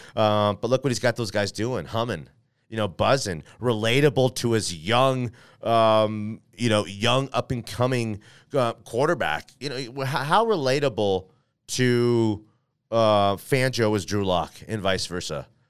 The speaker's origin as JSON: {"language": "English", "town": "Denver", "region": "Colorado", "country": "United States", "tie": "born or raised there", "said": "I am from Denver, Colorado here."}